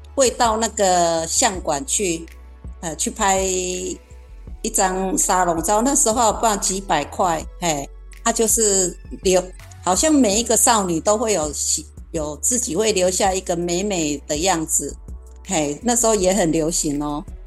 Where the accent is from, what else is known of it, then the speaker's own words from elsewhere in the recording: Kaohsiung, Taiwan; 那我成，成长的年代呢，刚好是经济起飞阶段哈。那高雄呢，也成立了前镇加工区跟男子加工区